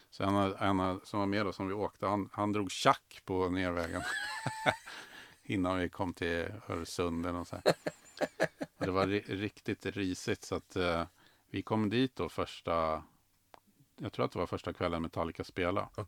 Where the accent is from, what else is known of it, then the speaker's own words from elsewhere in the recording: Skåne, Sweden; jag är skåning